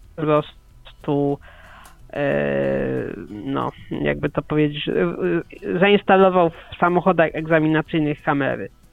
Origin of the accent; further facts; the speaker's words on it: Poland; Mieszkam tyle lat w Polsce